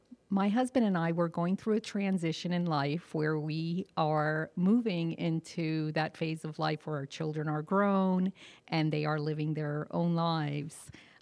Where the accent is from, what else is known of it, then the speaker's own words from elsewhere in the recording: Burlington, New Jersey, United States; I'm from New Jersey, Burlington, New Jersey.